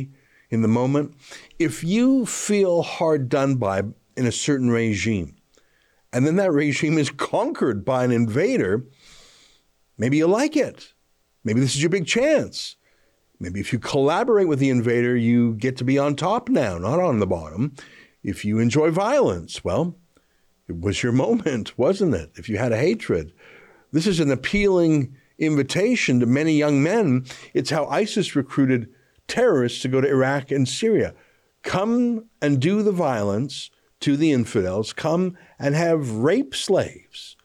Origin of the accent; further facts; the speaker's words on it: Alberta, Canada; I grew up in Alberta, of course, which is a lot of Ukrainian Canadians